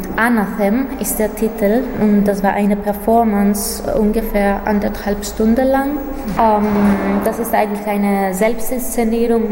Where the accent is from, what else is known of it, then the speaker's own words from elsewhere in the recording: Athens, Attica, Greece; moved away as an adult; also born or lived in Germany / Berlin; ich komme aus Athen, Griechenland